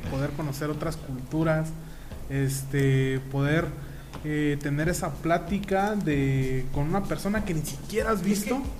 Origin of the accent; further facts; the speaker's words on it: Angamacutiro, Michoacán, Mexico; Allá de donde yo soy, de Angamacutiro, con mucho orgullo